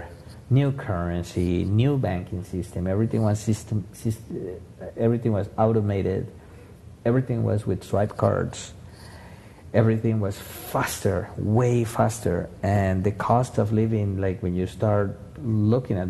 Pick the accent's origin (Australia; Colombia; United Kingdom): Colombia; moved away as an adult; I was born in Colombia, kind of tropical.